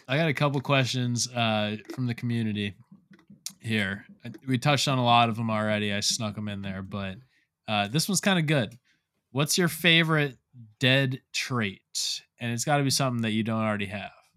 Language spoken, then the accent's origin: English; South Florida, United States; I'm from South Florida. I grew up surrounded by water my whole life.